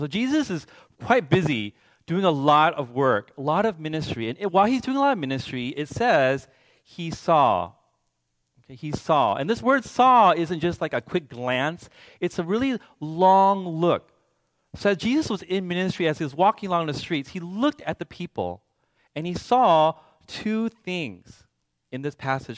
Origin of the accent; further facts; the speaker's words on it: Seattle, Washington, United States; I'm from Seattle